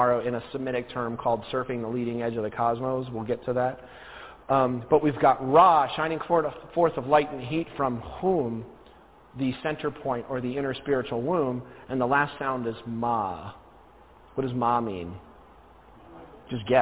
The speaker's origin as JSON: {"language": "English", "region": "New Jersey", "country": "United States", "said": "I'm originally from New Jersey."}